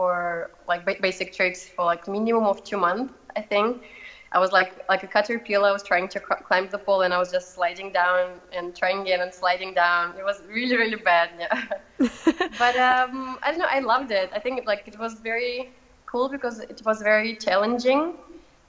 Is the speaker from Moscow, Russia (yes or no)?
yes; Moscow, Russia; English is a second language; moved away as an adult; now in Copenhagen, Denmark; I'm from Moscow, from Russia, and all my family is there too.